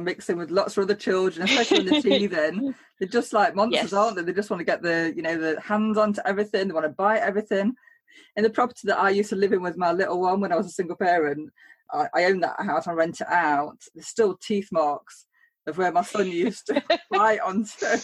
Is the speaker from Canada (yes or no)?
no; Nottingham, East Midlands, United Kingdom; I'm from Nottingham